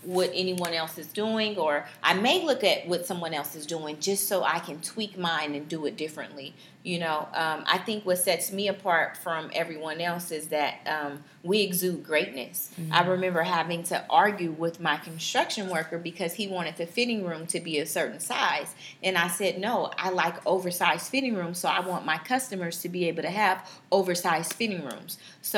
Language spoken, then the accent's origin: English; Bay Area, California, United States; moved away as an adult; also born or lived in Los Angeles, California; now in Dallas, United States; I'm originally from the Bay Area.